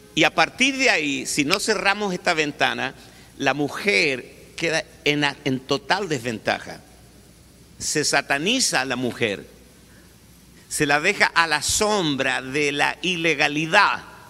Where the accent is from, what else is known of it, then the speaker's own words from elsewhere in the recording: Chile; yo soy chileno, de Chile, y tengo una cultura chilena